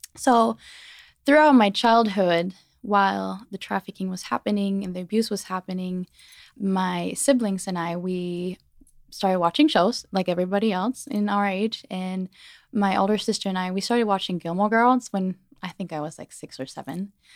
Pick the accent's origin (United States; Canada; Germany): Germany; moved away; born and raised in Germany